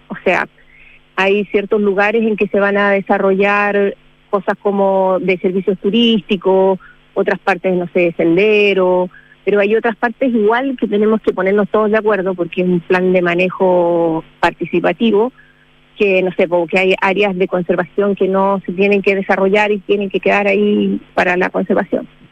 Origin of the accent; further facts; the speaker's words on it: Cochamó, Los Lagos, Chile; yo soy acá de Cochamó de toda la vida